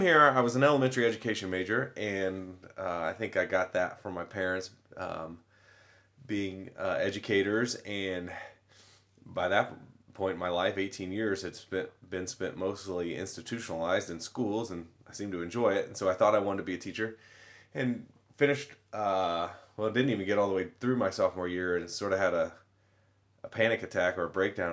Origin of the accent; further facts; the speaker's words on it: Wabash, Indiana, United States; I'm an Indiana kid. I'm from Wabash, Indiana, so, uh, middle of nowhere, middle north Indiana farmland. Great place to grow up